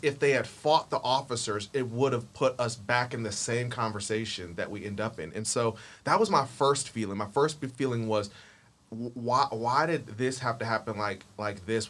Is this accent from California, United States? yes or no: no; Akron, Ohio, United States; also born or lived in the South; now in Atlanta, United States; born and raised in Akron, Ohio, groomed by the South, living here in Atlanta, Georgia